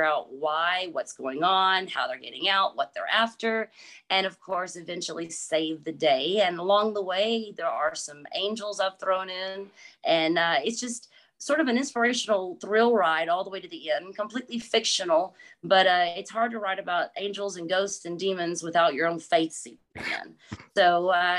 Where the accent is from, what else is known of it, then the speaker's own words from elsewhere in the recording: Texas, United States; I am from Texas. I'm born and raised, so yes, definitely a Texas girl.